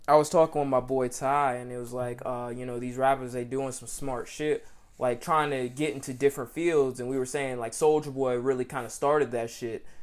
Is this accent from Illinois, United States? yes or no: no; Atlanta, Georgia, United States; I'm Atlanta, Georgia